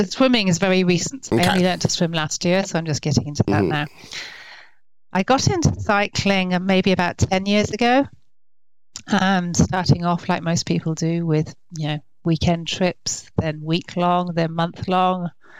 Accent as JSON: {"language": "English", "region": "England", "country": "United Kingdom", "tie": "born or raised there", "moved": "as an adult", "lives_now": "France", "said": "But I grew up in England, okay. Hence the accent."}